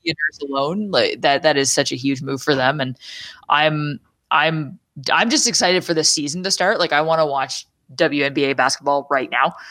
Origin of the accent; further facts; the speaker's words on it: Canada; as a Canadian